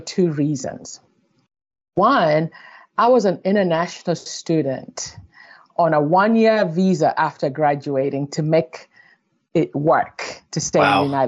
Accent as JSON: {"language": "English", "country": "Kenya", "tie": "born or raised there", "moved": "yes", "said": "growing up in Kenya in the 90s"}